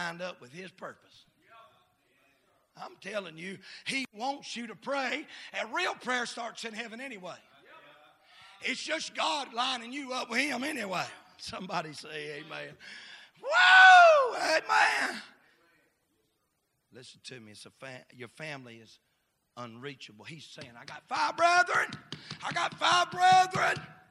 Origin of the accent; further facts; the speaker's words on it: United States; I'm an American